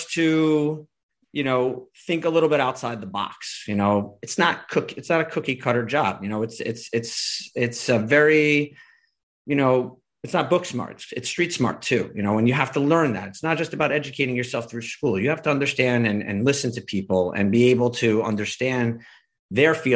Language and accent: English; New York, United States; being a New Yorker